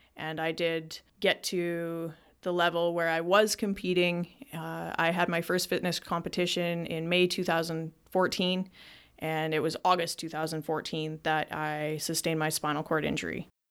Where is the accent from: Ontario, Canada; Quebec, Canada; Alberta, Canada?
Alberta, Canada; Lethbridge; my life in Lethbridge, Alberta, which is directly over Montana, life growing up in Lethbridge